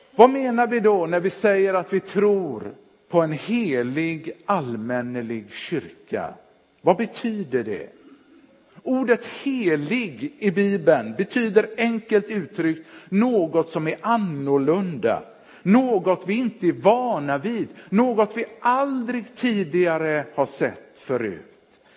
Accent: Partille, Västra Götaland, Sweden; moved away as an adult; also born or lived in Örebro / Jönköping; när de flyttade till Partille gick de med i Sävedalens missionskyrka. Där växte jag upp

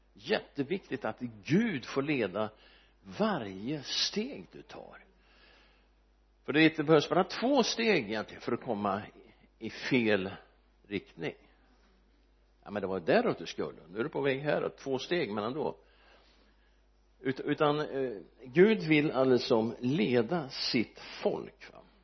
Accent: Örebro, Örebro County, Sweden; Almby församling där jag växte upp

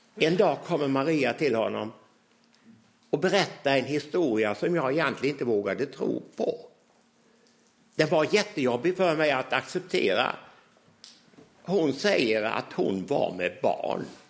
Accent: Hylte, Halland County, Sweden; jag som 16-åring gick fram i Ambjörnarps lilla tältkyrka

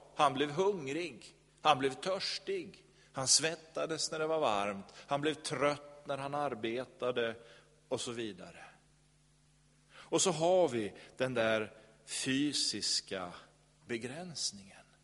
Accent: Sweden; vi som är svenskar

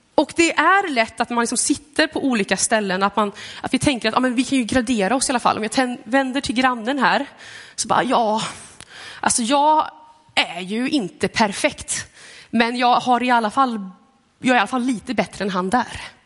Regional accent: Gothenburg, Västra Götaland, Sweden; now in Lidköping, Sweden; Jag kommer från Göteborg.

